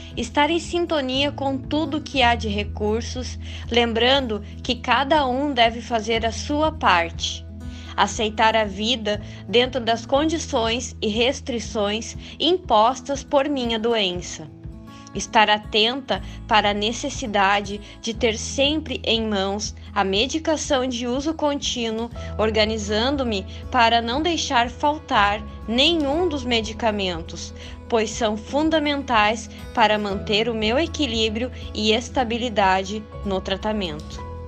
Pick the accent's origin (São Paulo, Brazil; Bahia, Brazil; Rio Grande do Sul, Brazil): Rio Grande do Sul, Brazil; Candelária; sou da cidade de Candelária, Rio Grande do Sul